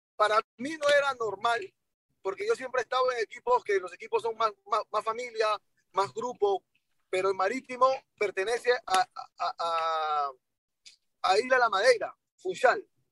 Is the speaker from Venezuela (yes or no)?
no; Colombia; moved away; yo estaba en Colombia porque nosotros nos criamos en Colombia.